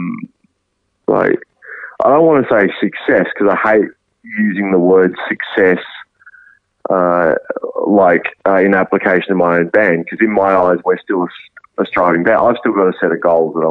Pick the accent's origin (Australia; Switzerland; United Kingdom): Australia; as Australians